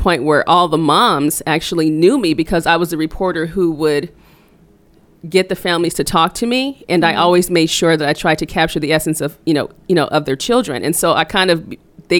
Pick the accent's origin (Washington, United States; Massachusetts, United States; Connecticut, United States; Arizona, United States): Arizona, United States; moved away as an adult; also born or lived in California; now in St. Louis, United States; I was born in California and my family moved to Arizona when I was about 9. And so I went to school in Arizona